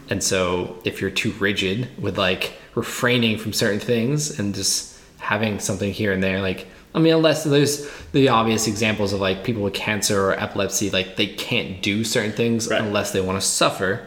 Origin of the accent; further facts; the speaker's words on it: Cape Cod, Massachusetts, United States; moved away; also born or lived in Greenville; growing up in the Cape